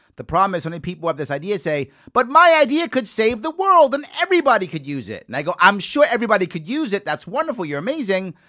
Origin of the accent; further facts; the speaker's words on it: New York City, New York, United States; I'm a Yankee fan, born and raised in the Bronx